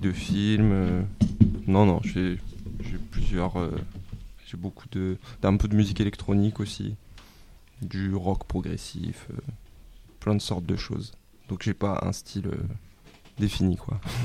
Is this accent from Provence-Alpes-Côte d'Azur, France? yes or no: yes; Marseille, Provence-Alpes-Côte d'Azur, France; moved away as an adult; also born or lived in Paris; je suis né à Marseille